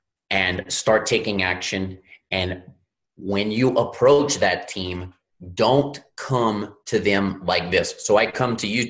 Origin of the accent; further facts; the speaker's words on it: Louisiana, United States; I'm from Louisiana, grew up in the Gulf of Mexico.